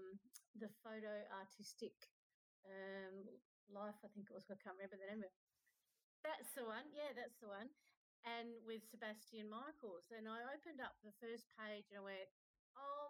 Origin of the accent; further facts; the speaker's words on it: Adelaide, South Australia, Australia; I'm down from Australia.